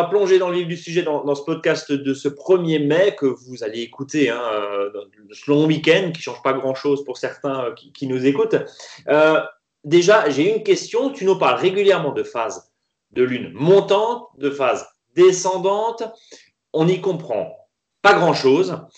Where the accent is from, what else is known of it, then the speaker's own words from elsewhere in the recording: Grand Est, France; chez nous en Alsace, hein